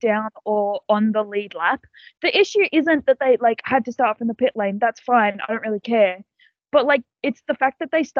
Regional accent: Australia; I'm Australian

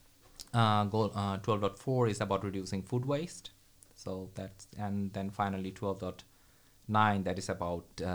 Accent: Bangladesh; moved away as an adult; also born or lived in Dhaka, Bangladesh; now in Sweden; I grew up in Bangladesh, and I left pretty early, actually, 11 years ago.

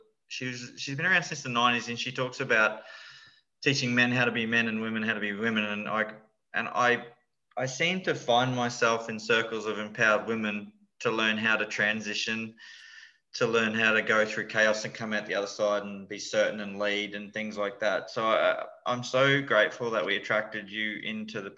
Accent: Lockyer Valley, Queensland, Australia; where I grew up in the Lockyer Valley

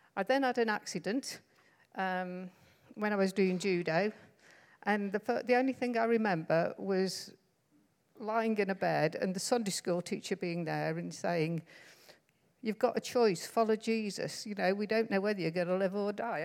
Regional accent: Stoke-on-Trent, West Midlands, United Kingdom; I can't say that word because I come from Stoke-on-Trent.

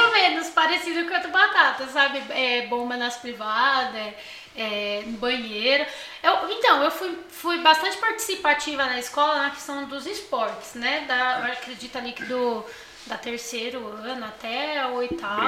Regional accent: São Paulo, Brazil; eu sou do Morro, eu não nasci no Morro Doce, né? Mas desde os três anos de idade eu moro no Morro Doce

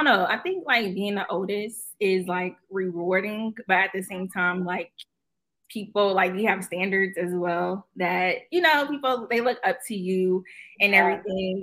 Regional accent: Erie, Pennsylvania, United States; moved away as an adult; also born or lived in Pittsburgh; now in Maryland, United States; I am from Erie, Pennsylvania. Definitely 814 all day. From Erie. You know, grew up on the Lower East Side as well

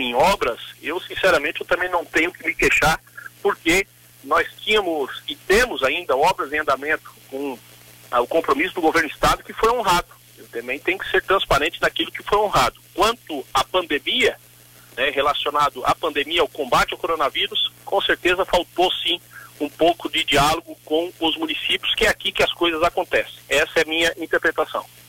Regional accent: Santa Catarina, Brazil; nós lamentamos como catarinense

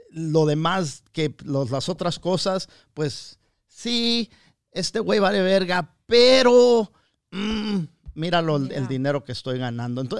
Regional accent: Mexico; now in United States; como mexicano, como mexicano, yo opino

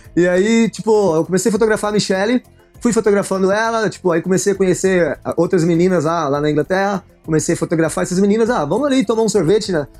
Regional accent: interior of Goiás, Brazil; moved away as an adult; also born or lived in São Paulo; now in England; sou do interior de Goiás

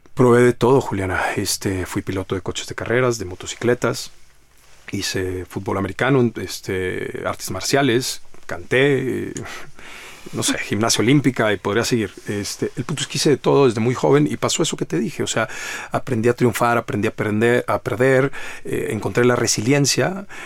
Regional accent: Monterrey, Nuevo León, Mexico; Yo soy de Monterrey, Nuevo León

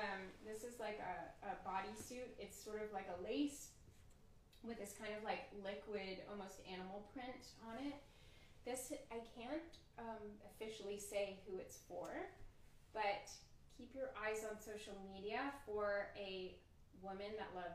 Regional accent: the South, United States; I'm a jeans and a t-shirt girl. I'm from the South

